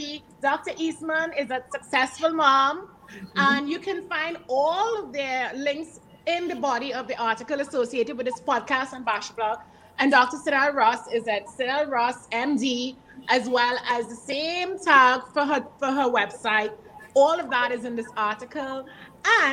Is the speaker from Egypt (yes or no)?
no; Trinidad & Tobago; Trinidad and Tobago, which is also my home country